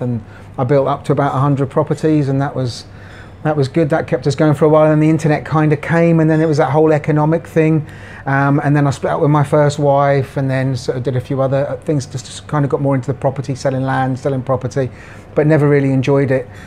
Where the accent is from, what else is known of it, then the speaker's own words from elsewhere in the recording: Jersey; moved away as an adult; also born or lived in Glasgow, Scotland; now in Pattaya, Thailand; I was born in Scotland, in Glasgow, but I moved to Jersey in the Channel Islands when I was a baby. So I was brought up there.